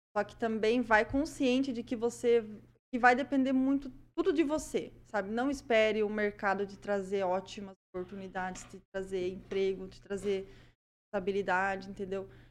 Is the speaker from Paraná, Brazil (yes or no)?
yes; Prudentópolis, Paraná, Brazil; accent: prudentopolitano; Esse sotaque aí não é maringaense, não. Esse sotaque aqui é prudentopolitano, tá?